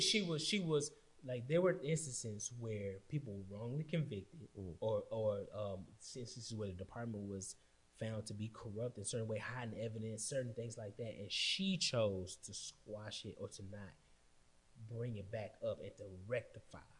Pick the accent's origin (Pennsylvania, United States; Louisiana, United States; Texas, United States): Texas, United States; Austin; I'm from St. John. I mean, I went East Austin